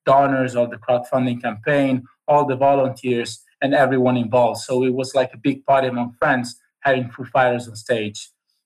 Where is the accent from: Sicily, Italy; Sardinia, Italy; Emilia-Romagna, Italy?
Emilia-Romagna, Italy; Cesena; I live in a very small town in Italy. It's called Cesena.